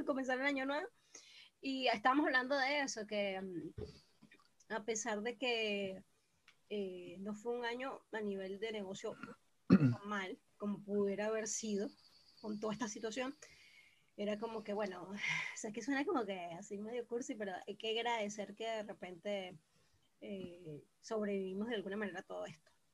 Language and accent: Spanish; Venezuela; moved away; como el venezolano naturalmente no somos